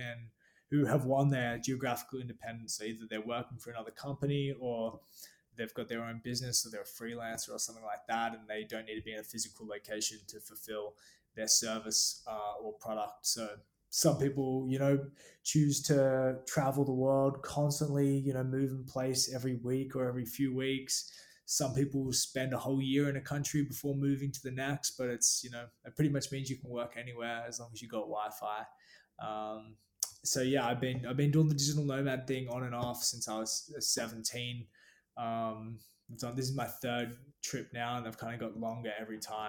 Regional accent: Gold Coast, Queensland, Australia; I'm from the Gold Coast, Australia. It's like a surf town on the east coast of Australia

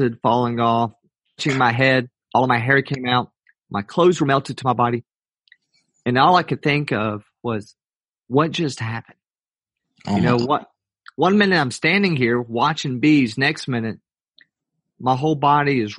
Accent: Atlanta, Georgia, United States; I was born in Atlanta, Georgia, grew up there

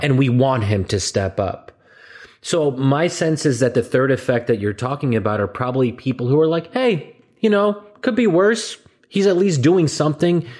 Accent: United States; as an American

